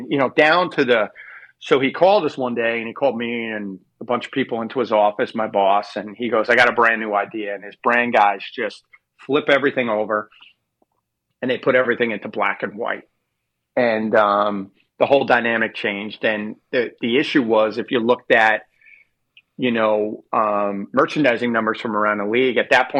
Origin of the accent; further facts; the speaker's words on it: New Jersey, United States; I'm born and raised in New Jersey.